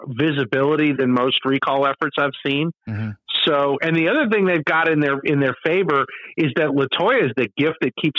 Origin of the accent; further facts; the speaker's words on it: Metairie, Louisiana, United States; I grew up in Metairie, so I'm not actually a New Orleanian